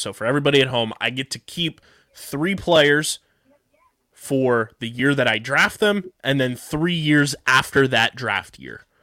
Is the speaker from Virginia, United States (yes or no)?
no; Vineland, New Jersey, United States; my hometown of Vineland, New Jersey